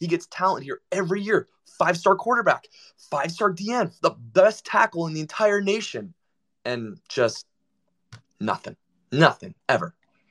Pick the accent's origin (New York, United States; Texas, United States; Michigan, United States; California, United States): Michigan, United States; I'm from Michigan, so I had all my friends from home just texting me and calling me and making fun of me.